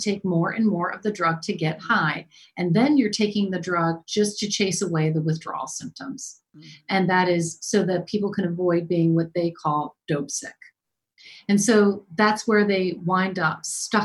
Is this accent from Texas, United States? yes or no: no; Maryland, United States; I'm from Maryland